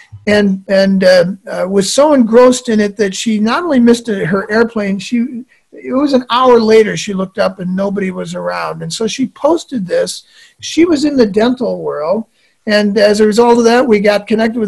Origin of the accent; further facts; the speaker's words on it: Midwest, United States; I grew up in the Midwest.